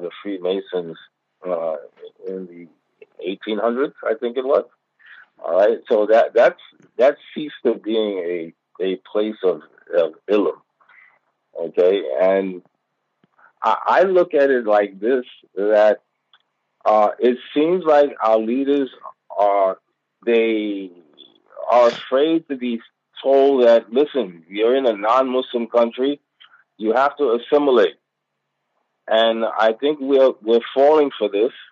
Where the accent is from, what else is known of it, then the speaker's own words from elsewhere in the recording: United States; moved away; I'm from America